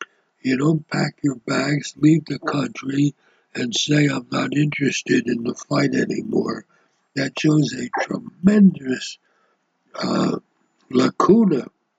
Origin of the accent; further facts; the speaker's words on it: United States; moved away as an adult; now in Israel; I came from the United States, the prime capitalist country in the world. I came in 1969 to live in a socialist country and a socialist economy, but it was a Jewish state, and that's why I came.